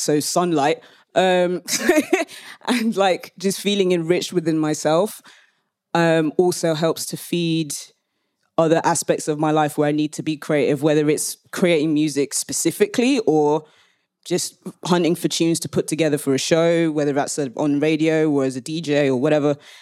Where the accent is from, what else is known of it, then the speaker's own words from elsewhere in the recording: London, United Kingdom; now in Leeds, United Kingdom; I'm based in Leeds, though I am a Londoner, like through and through